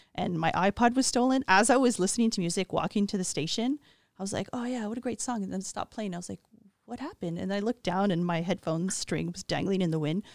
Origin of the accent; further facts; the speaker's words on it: Montreal, Quebec, Canada; growing up in Montreal was an ideal, safe childhood